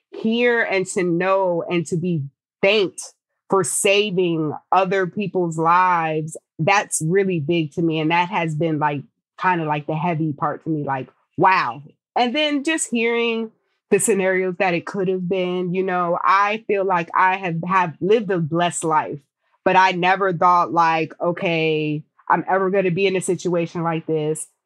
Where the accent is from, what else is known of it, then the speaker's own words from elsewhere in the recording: Abilene, Texas, United States; born there; so I'm an Air Force brat. My family is lived New Jersey, New York. I was born in Abilene, Texas.